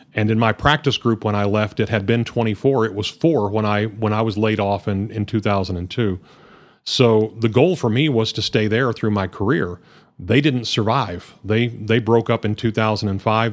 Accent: Hereford, Texas, United States; also born or lived in Lubbock; I grew up in Hereford, uh, born and raised in the region

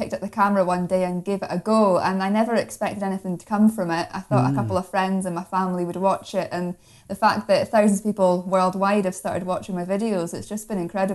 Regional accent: Moray Coast and Aberdeenshire, Scotland, United Kingdom; I'm from the Moray Coast and Aberdeenshire region myself

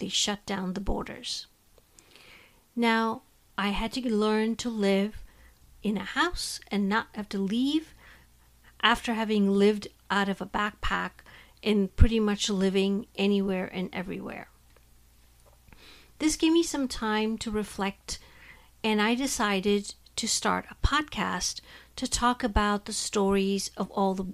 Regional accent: India; moved away as an adult; now in United States; I was born and raised in India and now have lived in the United States longer than I was in my home country.

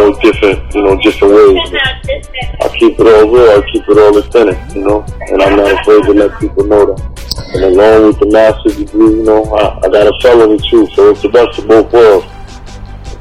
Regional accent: New York City, New York, United States; I'm from Harlem

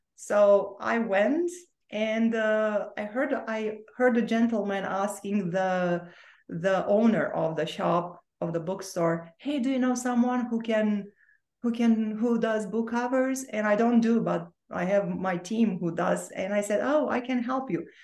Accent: Bucharest, Romania; English is a second language; also born or lived in Orange County, California; now in Sedona, United States; you can hear my accent and i have an accent because i was actually born and raised in romania so that part of my life was happening in romania in bucharest

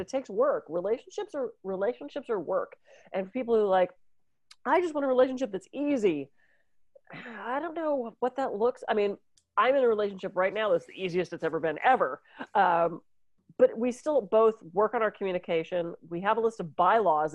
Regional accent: Pittsburgh, Pennsylvania, United States; When I was growing up in Pittsburgh, we used to go to the mall

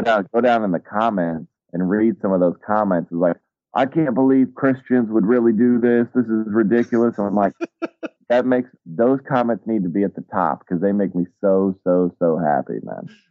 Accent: Atlanta, Georgia, United States; moved away; I grew up in Atlanta, so I'm like kind of a child of uh, of hip hop

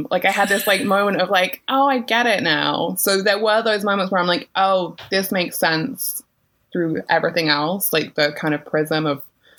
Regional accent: United Kingdom; being British

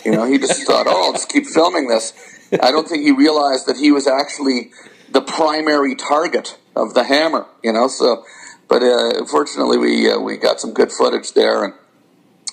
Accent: Canada; As a Canadian

